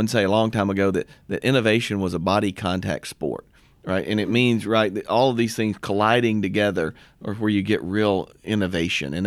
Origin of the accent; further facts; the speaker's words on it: Mississippi, United States; also born or lived in Columbus, Ohio; I'm a Mississippian.